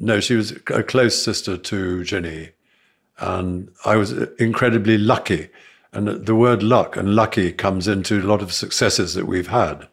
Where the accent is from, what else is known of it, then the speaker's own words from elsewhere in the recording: South Africa; moved away; I was brought up in South Africa